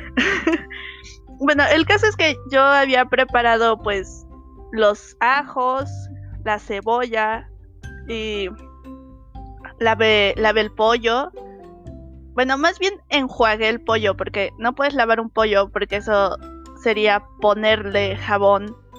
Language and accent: Spanish; Mexico; soy mexicana.